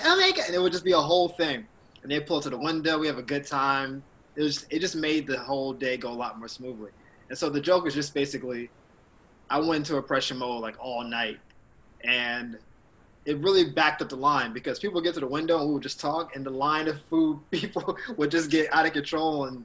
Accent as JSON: {"language": "English", "region": "the South", "country": "United States", "also_born_or_lived": "Orlando, Florida / Miami, Florida", "moved": "as an adult", "lives_now": "Los Angeles, United States", "said": "I'm a dude from the South"}